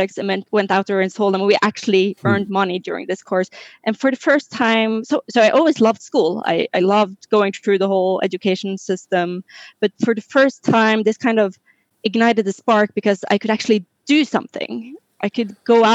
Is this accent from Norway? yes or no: yes; Norway; now in France; I'm originally from Norway, which is further up in Europe.